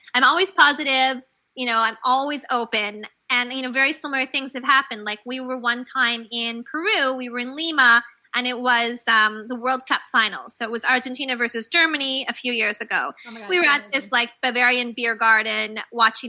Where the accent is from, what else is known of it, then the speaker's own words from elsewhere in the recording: Canada; also born or lived in Guadalajara, Mexico / London / India; now in New York, United States; I'm originally from Canada. And of course, now I live in New York.